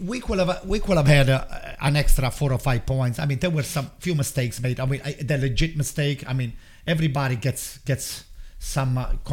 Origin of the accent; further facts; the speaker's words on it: Bari, Apulia, Italy; It's my hometown